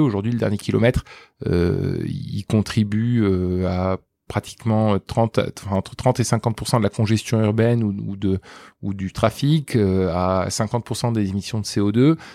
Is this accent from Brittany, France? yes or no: no; Toulouse, Occitania, France; now in Paris, France; je viens de Toulouse